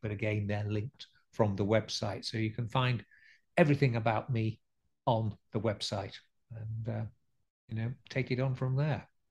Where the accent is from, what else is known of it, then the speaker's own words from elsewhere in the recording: Scarborough, Yorkshire and the Humber, United Kingdom; we lived in a fairly spooky old house by the harbour side in Scarborough